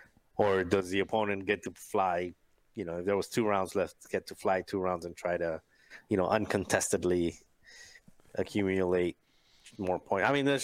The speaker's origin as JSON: {"language": "English", "town": "Chicago", "region": "Illinois", "country": "United States", "tie": "born or raised there", "said": "I grew up in Southside Chicago."}